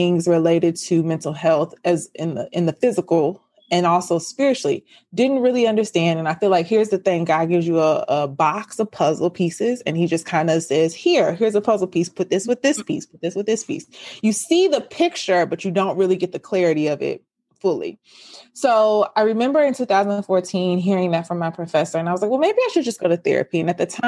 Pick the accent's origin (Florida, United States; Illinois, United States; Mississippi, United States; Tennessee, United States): Tennessee, United States; Memphis; I am from Memphis, Tennessee. So I live in the South